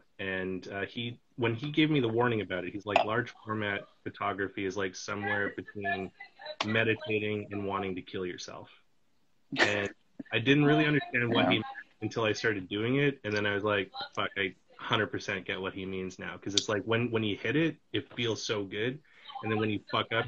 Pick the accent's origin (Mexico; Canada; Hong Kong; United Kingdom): Canada; British Columbia; also born or lived in Vancouver / Kamloops; now in Toronto, Canada; Yeah, so I grew up out in British Columbia.